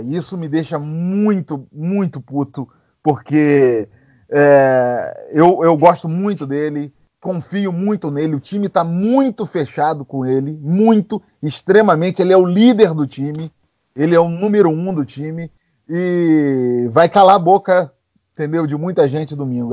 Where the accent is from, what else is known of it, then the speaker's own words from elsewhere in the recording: Cabo Frio, Araruama, Rio de Janeiro, Brazil; moved away as an adult; now in San Francisco, United States; morei a minha vida toda no Rio de Janeiro, em Cabo Frio, Araruama